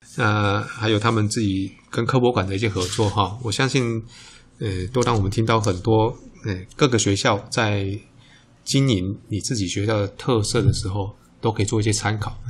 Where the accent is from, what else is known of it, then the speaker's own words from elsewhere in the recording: Tainan, Taiwan; 像我们台南人就就喜欢吃嘛